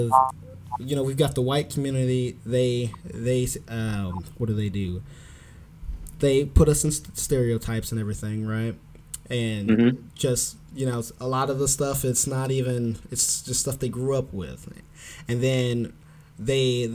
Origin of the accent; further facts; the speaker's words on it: United States; I was born and raised here, like, 5 generations ago